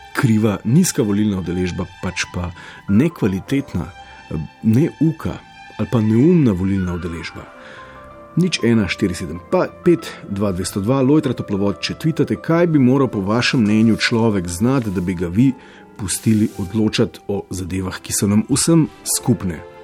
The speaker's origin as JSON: {"language": "Slovenian", "country": "Slovenia", "said": "Prvič po letu 91 smo Slovenci dočekali rasizem"}